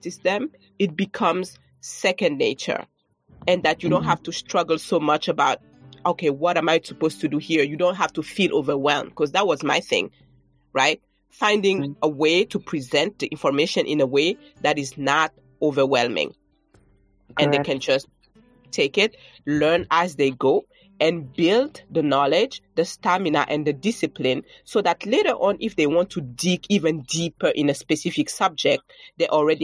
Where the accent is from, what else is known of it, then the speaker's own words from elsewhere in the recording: Burkina Faso; moved away as an adult; also born or lived in France / New York, United States; now in United States; Growing up in Burkina Faso.